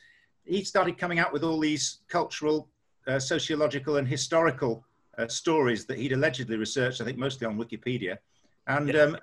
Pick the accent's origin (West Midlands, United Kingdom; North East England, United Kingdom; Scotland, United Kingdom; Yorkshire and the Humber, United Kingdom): Yorkshire and the Humber, United Kingdom; York; moved away; also born or lived in Harrogate; So I'm really a product of York.